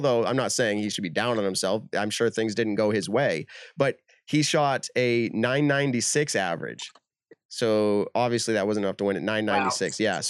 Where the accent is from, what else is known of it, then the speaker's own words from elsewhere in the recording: Leicester, Massachusetts, United States; I'm from Maple Hill, Leicester, Mass, literally. Like, that's where I'm from.